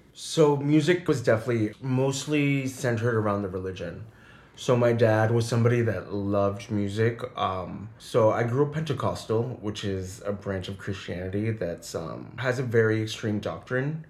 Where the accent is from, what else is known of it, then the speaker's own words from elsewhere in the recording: southern New Hampshire, United States; moved away as an adult; also born or lived in Boston, Massachusetts / Puerto Rico (family); now in New York City, United States; So I grew up right outside of Boston, pretty much raised in southern New Hampshire